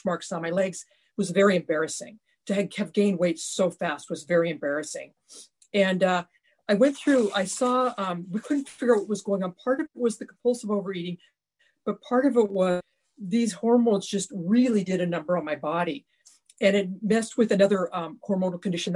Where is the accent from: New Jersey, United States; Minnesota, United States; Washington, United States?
Washington, United States; Ritzville; I grew up in Eastern Washington State in a small farming community that had about 1,800 people.